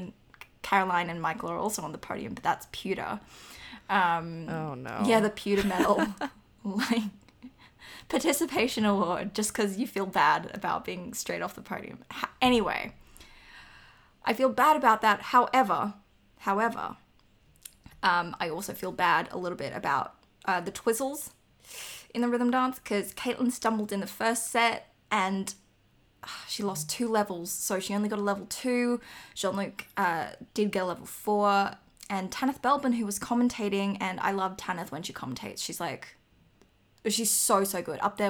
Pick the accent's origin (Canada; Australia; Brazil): Australia; I'm Australian